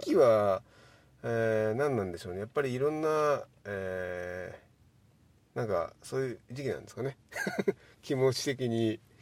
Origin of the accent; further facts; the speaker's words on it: Miyazaki, Japan; 地元宮崎